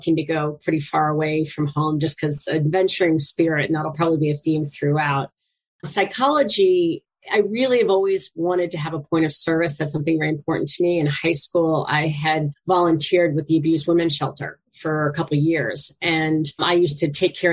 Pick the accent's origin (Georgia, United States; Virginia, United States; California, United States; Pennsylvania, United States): Virginia, United States; Sterling; also born or lived in Boston area; now in Boston, United States; I grew up in a little suburb of DC called Sterling, which literally at the time had one traffic light in it. It's right next to Dulles Airport